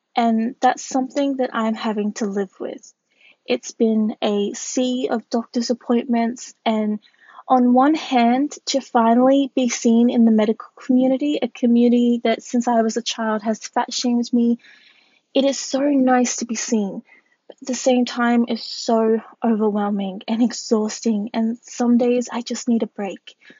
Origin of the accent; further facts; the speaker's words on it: Australia; I am Australian, I am a curve model